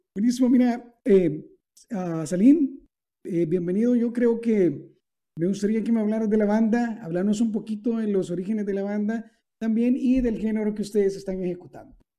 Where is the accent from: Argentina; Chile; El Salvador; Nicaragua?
El Salvador; en mi país, por ejemplo, en El Salvador